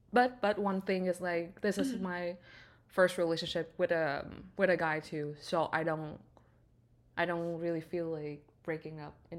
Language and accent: English; Vietnam; moved away as an adult; now in Canada; I stayed my whole life in Vietnam, which is my home country